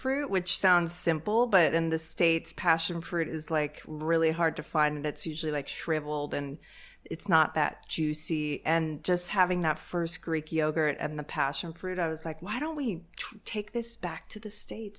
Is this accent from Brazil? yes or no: no; England, United Kingdom; born there; I was born in England, and maybe at the time the food probably wasn't great there